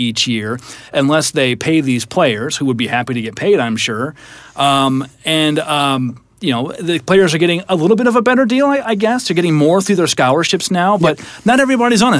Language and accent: English; Iowa, United States; I'm from Iowa, so wrestling's a big deal